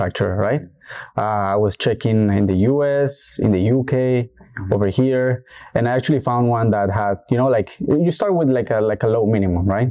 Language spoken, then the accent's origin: English; Colombia; moved away as an adult; now in Toronto, Canada; I was born in Colombia